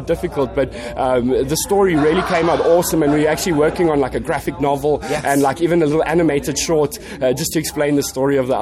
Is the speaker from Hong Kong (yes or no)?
no; South Africa; we come all the way from South Africa